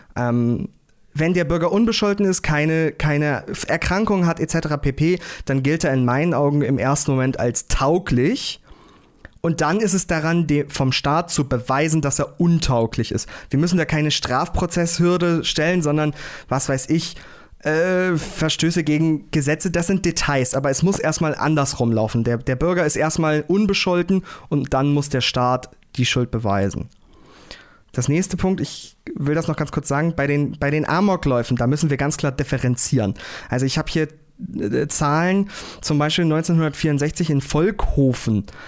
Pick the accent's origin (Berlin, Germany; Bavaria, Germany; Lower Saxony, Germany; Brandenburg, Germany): Lower Saxony, Germany; Uelzen; Ich komme aus dem Großraum Lüneburg-Uelzen, äh, Landkreis Uelzen